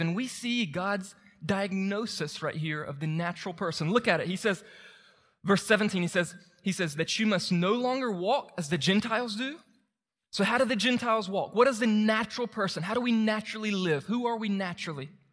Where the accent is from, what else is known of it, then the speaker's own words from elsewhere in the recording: Moultrie, Georgia, United States; moved away; my hometown and try to help people in Moultrie meet Jesus